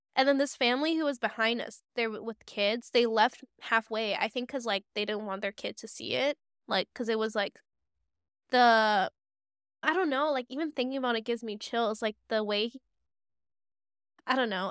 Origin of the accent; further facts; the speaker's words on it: Hong Kong; growing up in Hong Kong